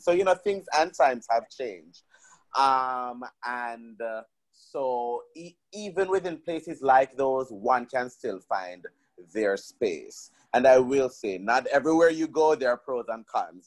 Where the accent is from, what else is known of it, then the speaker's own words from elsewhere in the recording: Jamaica; moved away as an adult; now in Washington, D.C., United States; growing up in Jamaica